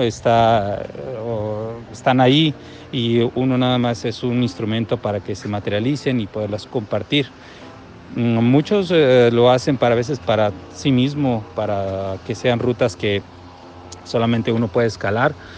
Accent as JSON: {"language": "Spanish", "country": "Mexico", "said": "de México"}